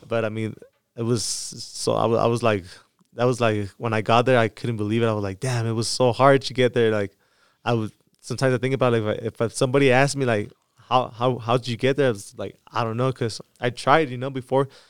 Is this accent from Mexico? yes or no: yes; Mexicali, Baja California, Mexico; my hometown, uh, Mexicali